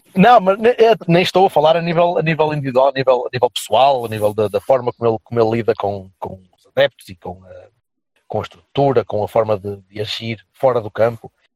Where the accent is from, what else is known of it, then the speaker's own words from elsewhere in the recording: Vila Nova de Gaia, Norte, Portugal; o clube da minha terra